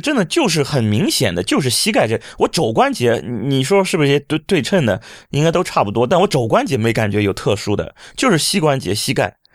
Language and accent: Chinese; Shandong, China; moved away as an adult; now in Hangzhou, China; 刚刚来，来杭州，以前我是北方人，我山东人。在山东的时候，过冬没觉得这么难过。现在来到杭州，不是现在，当初，应该是十几年前来到杭州的时候